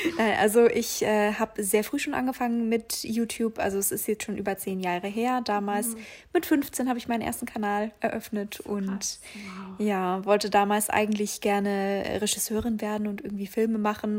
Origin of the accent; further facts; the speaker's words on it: Augsburg, Bavaria, Germany; moved away; wie ich damals in meiner Heimat in Augsburg bin ich damit so, so Stadtsparkasse Sparkasse Augsburg gegangen